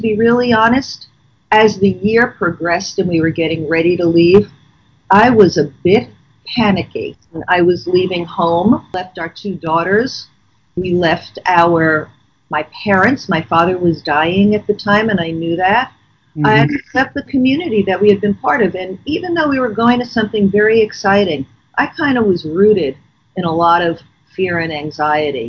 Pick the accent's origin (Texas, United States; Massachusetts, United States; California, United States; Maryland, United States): Massachusetts, United States; Boston; also born or lived in Madrid, Spain; we're from the Boston area where you do get a lot of snow